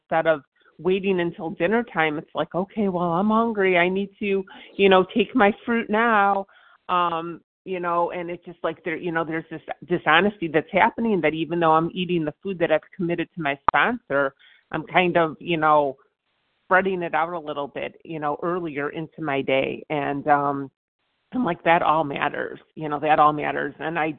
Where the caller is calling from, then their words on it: Virginia, United States; All right, this is … I'm calling from Virginia.